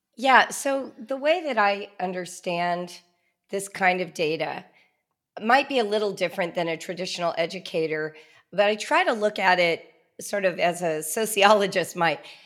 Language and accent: English; Southern California, United States; I grew up in Southern California in the nineteen seventies